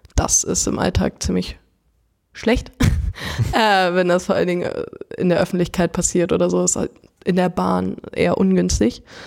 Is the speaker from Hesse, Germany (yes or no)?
yes; Frankfurt, Hesse, Germany; ich komme aus Frankfurt gebürtig